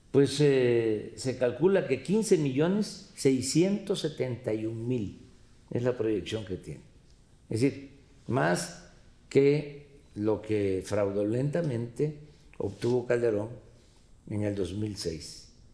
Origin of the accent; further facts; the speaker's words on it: Tepetitán, Tabasco, Mexico; En mi pueblo, en Tepetitán